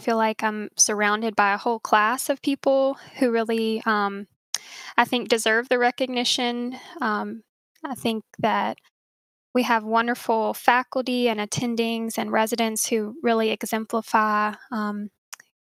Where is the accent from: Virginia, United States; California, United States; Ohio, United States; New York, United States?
Virginia, United States; Gladys; I grew up in Gladys, Virginia, in southern Campbell County, so a pretty rural area